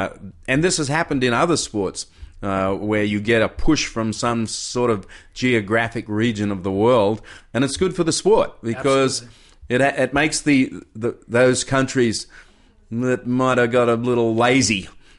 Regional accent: Kirra, Queensland, Australia; I came from Superbank, Kira, small wave upbringing, 4 to 6 feet, and yet I went to Hawaii.

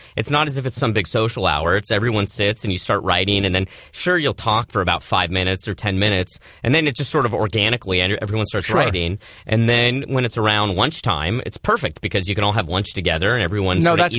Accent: Manhattan Beach, California, United States; Manhattan Beach, California. The rough and tumble streets of Manhattan Beach.

